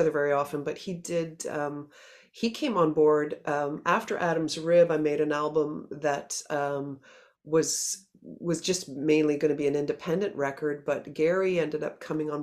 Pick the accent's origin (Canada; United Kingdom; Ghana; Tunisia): Canada; Halifax, Nova Scotia; we're all from Halifax